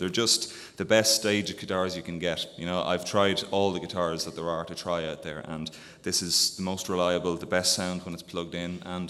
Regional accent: Carlow, County Carlow, Ireland; Carlow is about an hour southwest of Dublin. It's on the road to Kilkenny, which people might be a bit more familiar with, so it's my hometown.

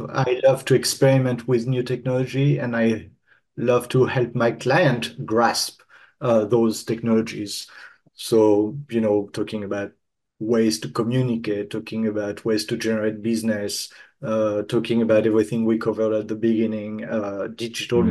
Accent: France; I'm French

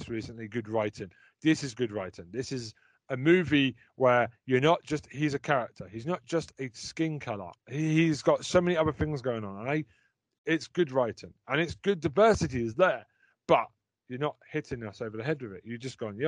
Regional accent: England, United Kingdom; when I was growing up in England

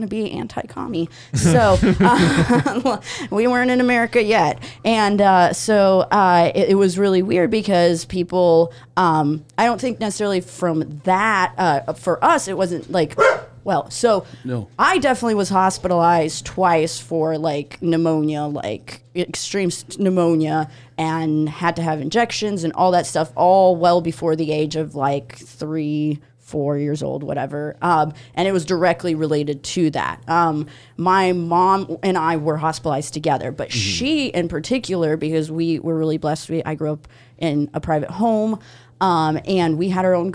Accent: Odesa, Odesa Oblast, Ukraine; now in United States; I'm originally from Odessa, Ukraine

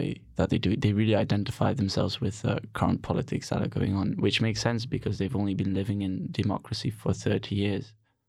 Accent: Netherlands; We're Dutch, which is the complete opposite.

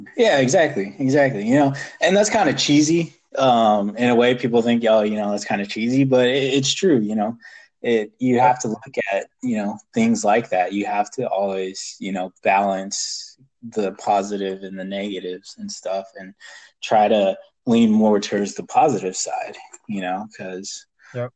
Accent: California, United States; born and raised in California and who has stayed in here

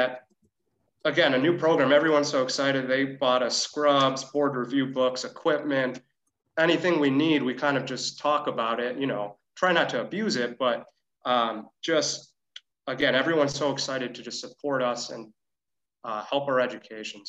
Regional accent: Michigan, United States; moved away; I'm from Michigan area

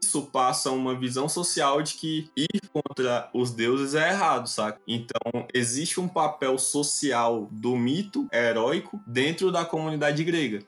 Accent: Brazil; que sou brasileiro e não moro em nenhum desses dois países

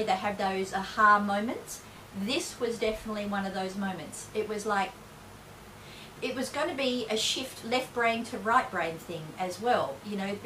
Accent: Perth, Western Australia, Australia; I'm from Perth.

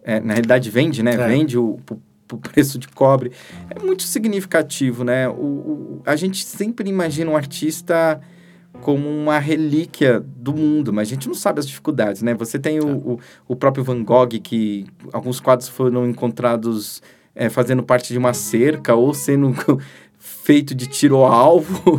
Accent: Brazil; Eu sou muito brasileiro

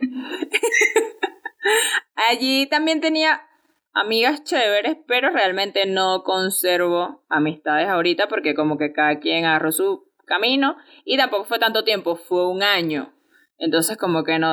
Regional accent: El Pilar, Venezuela; cuando estudiaba en el Pilar, que es de donde yo soy, estudié allí primer y segundo año

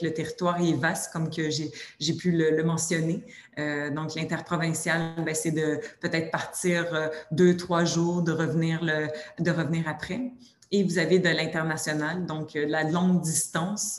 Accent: Quebec, Canada; accent: Québécois; avec mon accent québécois.

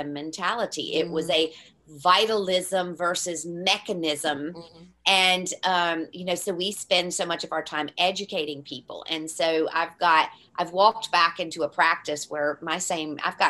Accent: United States; moved away as an adult; now in Ireland; in the 22 years that I've lived here, obviously because I'm American

